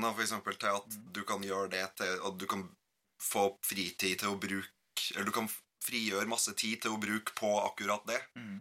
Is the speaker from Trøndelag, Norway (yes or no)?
yes; Gauldal, Trøndelag, Norway; moved away; Gølfossen er et stryk i elva Gaula som renner forbi det tettstedet der jeg kommer fra.